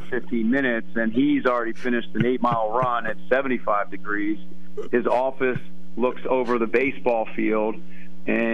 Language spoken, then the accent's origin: English; Albany, New York, United States; When I was born in Albany, New York, my father was the head coach at Siena.